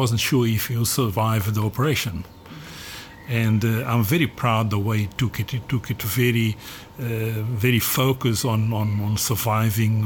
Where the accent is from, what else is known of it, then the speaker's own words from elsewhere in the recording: Mozambique; also born or lived in South Africa / Australia; now in Portugal; I was born in Mozambique